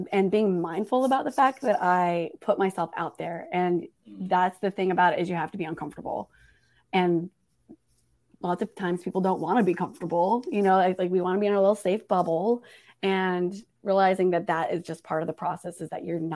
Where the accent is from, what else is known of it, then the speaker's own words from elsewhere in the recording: Portland, Oregon, United States; now in Raleigh, United States; from Portland is where I grew up